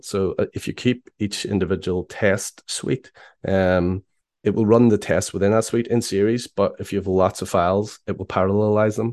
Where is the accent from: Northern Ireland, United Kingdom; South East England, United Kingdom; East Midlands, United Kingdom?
Northern Ireland, United Kingdom; Belfast; I am from Belfast in Ireland.